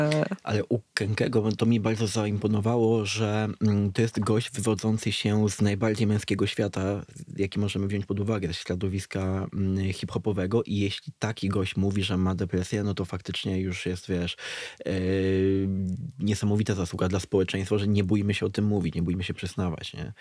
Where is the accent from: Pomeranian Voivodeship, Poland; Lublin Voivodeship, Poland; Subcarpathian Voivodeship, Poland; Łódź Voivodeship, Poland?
Subcarpathian Voivodeship, Poland; Dębica; moved away; Ja pochodzę z Dębicy, która jest no, miastem powiatowym